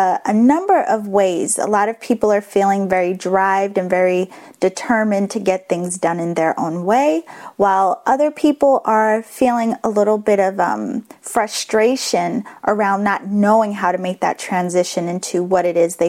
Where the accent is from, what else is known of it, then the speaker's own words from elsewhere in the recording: Boston, Massachusetts, United States; accent: Boston; my Boston accent